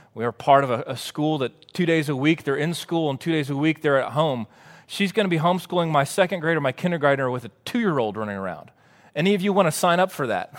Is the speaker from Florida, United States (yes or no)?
no; Waco, Texas, United States; also born or lived in College Station, Texas; I grew up in Waco and then went to A and M